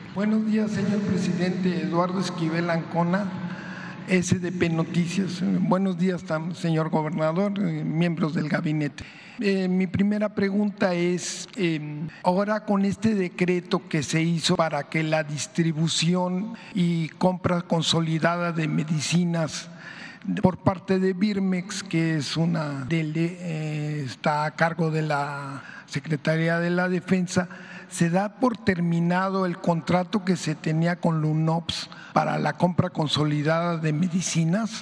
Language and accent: Spanish; Yucatán, Mexico; moved away; aquí en mi tierra, en Yucatán